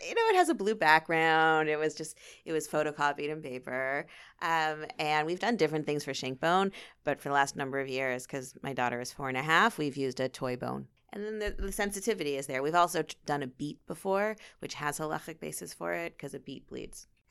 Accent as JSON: {"language": "English", "town": "Thornhill", "region": "Ontario", "country": "Canada", "tie": "born or raised there", "also_born_or_lived": "Miami / Los Angeles / Chicago / Queens, New York", "moved": "as an adult", "lives_now": "Toronto, Canada", "said": "I grew up in Thornhill, uh, went to York, and, uh, I left twenty-three years ago"}